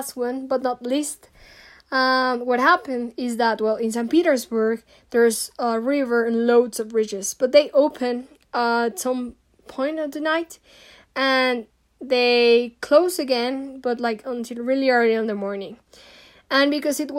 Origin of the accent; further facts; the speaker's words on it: Mexico; also born or lived in Ireland; I'm Mexican, I'm from Latin America